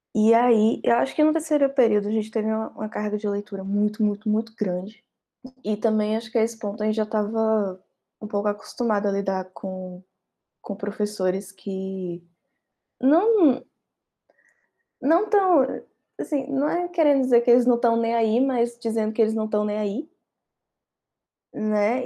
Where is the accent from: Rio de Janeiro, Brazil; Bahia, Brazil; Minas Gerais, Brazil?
Bahia, Brazil; moved away as an adult; now in Pernambuco, Brazil; Eu não sou do estado de Pernambuco, eu sou da Bahia.